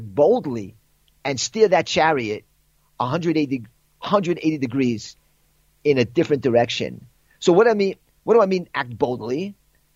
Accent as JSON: {"language": "English", "region": "New York", "country": "United States", "moved": "as an adult", "lives_now": "Kfar Tapuach, Israel", "said": "I'm originally from New York. You can tell from my accent."}